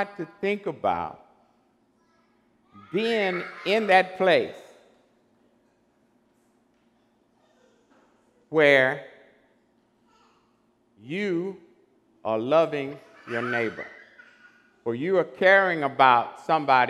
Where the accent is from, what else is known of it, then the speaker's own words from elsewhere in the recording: Beaumont, Texas, United States; Growing up in Beaumont years ago